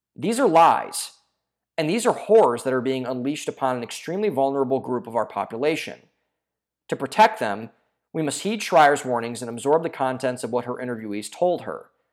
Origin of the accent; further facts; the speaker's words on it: Ohio, United States; my home state of Ohio